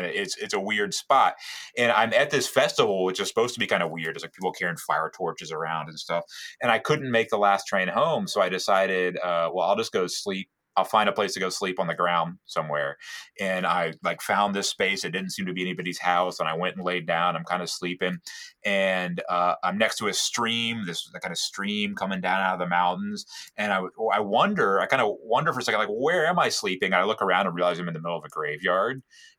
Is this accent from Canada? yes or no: no; United Kingdom; moved away as an adult; now in Richmond, United States; as being a British person who relocated to Richmond, Virginia was always interesting for me.